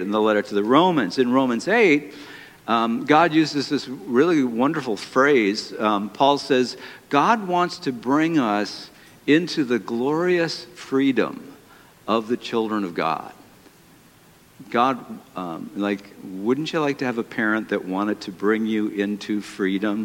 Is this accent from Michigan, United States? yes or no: yes; Detroit, Michigan, United States; my hometown